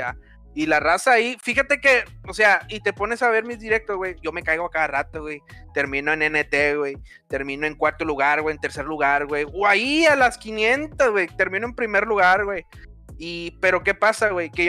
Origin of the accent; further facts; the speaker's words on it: Mexico; para identificar que soy mexicano, ¿no?